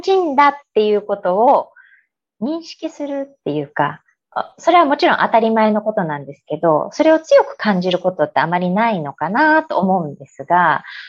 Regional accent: Aichi, Japan; also born or lived in Yokohama / Chicago; 日本で生まれ育ち、うん、えー、愛知県の方で生まれまして

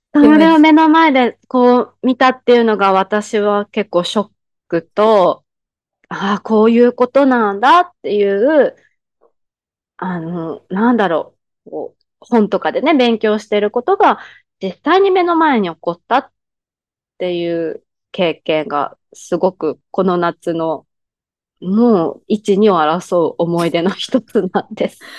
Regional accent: Japan; now in Thailand

